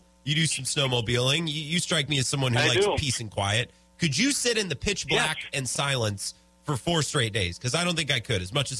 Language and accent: English; 30 minutes from Chippewa Falls, Wisconsin, United States; I grew up 30 minutes from Chippewa. I come from Leinenkugel's country.